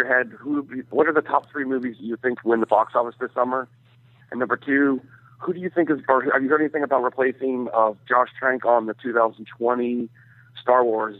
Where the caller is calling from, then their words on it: Florida, United States; from Florida.